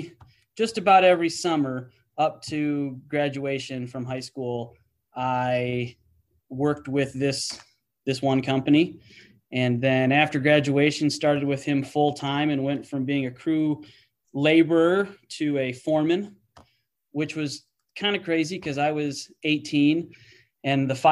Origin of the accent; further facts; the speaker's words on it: Illinois, United States; moved away as an adult; also born or lived in Wisconsin / Michigan; my hometown in Illinois